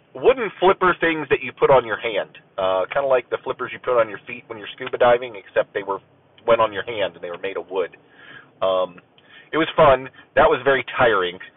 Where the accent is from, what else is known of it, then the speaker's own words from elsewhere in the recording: Ohio, United States; I am an American, um, you know, born and raised in the in the USA. Uh, the bulk of it, you know, in in the Ohio-ish area